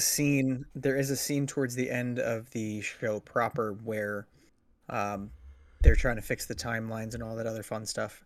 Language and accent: English; United States; as an American who grew up in the nineties